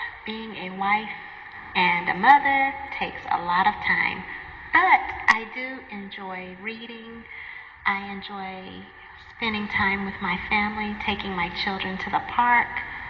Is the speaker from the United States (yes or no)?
yes; United States; I am from the United States of America.